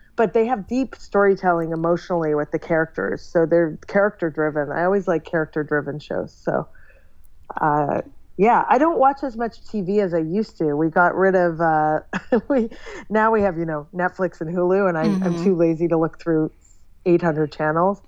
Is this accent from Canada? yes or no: yes; Toronto, Ontario, Canada; moved away as an adult; also born or lived in San Francisco; now in New York, United States; I grew up in Toronto, Canada, okay. and then I lived in San Francisco for a short time, and then I've lived in New York now for 13 years